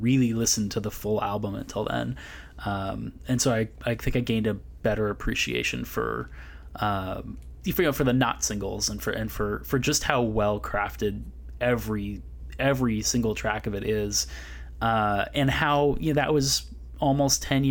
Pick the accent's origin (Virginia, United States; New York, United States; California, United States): California, United States; Berkeley; also born or lived in Santa Barbara; I grew up in Berkeley, California.